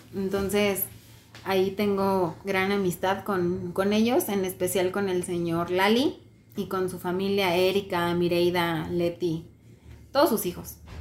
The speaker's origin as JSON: {"language": "Spanish", "country": "Mexico", "said": "Le dije, mexicana"}